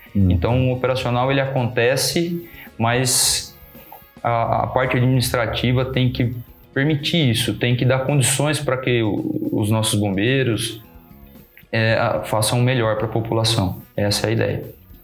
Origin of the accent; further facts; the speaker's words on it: Pederneiras, São Paulo, Brazil; moved away as an adult; also born or lived in Bauru, Brazil; now in Lençóis Paulista, Brazil; Eu sou nascido e criado em Pederneiras